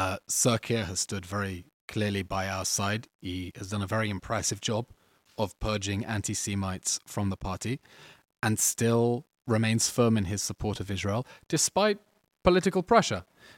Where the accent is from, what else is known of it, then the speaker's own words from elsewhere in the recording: England, United Kingdom; I'm an Englishman as well.